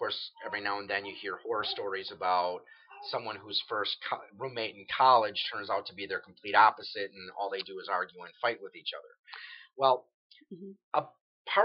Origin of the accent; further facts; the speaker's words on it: New Berlin, Wisconsin, United States; I'm originally from New Berlin. Waukesha is just the next city over